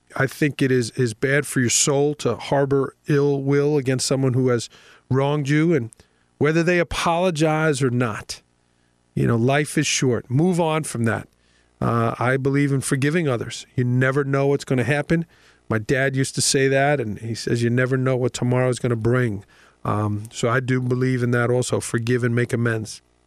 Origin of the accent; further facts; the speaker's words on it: New York City, New York, United States; moved away; growing up in Staten Island